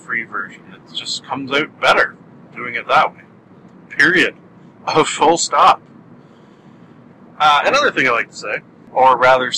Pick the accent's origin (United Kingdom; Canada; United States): Canada; I am a Canadian